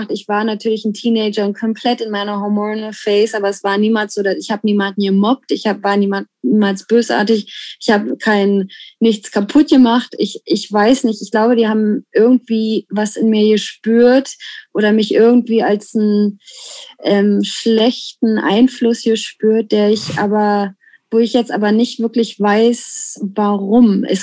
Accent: Germany; ich finde das als Deutscher ist das der perfekte Ort, um Französisch zu lernen

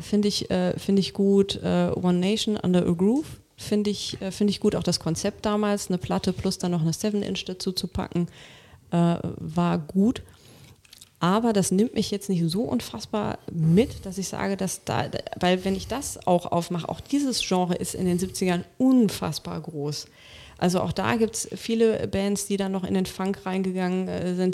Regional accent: Rhineland, Germany; ich komme ja aus dem Rheinland

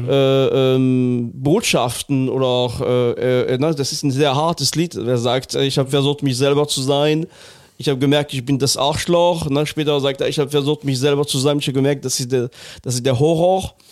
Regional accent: Northern Germany, Germany; now in Cologne, Germany; Ich bin Norddeutscher.

